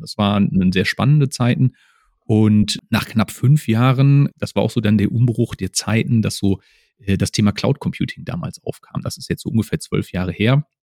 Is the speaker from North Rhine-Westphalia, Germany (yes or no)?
yes; Essen, North Rhine-Westphalia, Germany; moved away as an adult; also born or lived in Dortmund / Böblingen; ich bin ein Kind des Ruhrgebiets, ich komme aus Essen